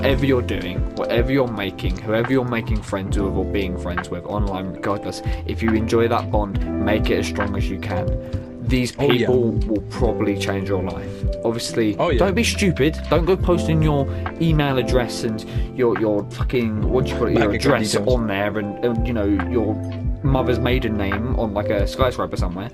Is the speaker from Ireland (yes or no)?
no; New Zealand; I'm a Kiwi